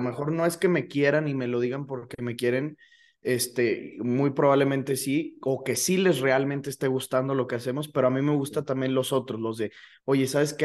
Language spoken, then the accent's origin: Spanish; León, Guanajuato, Mexico; also born or lived in Celaya; Yo nací en Celaya, pues, pero he vivido toda mi vida aquí en León